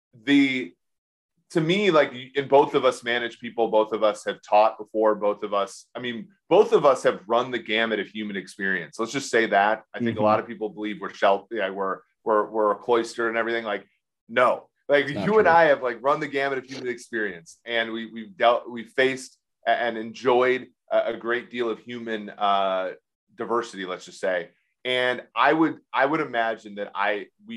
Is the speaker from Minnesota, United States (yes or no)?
yes; Minnesota, United States; My hometown Minnesota Timberwolves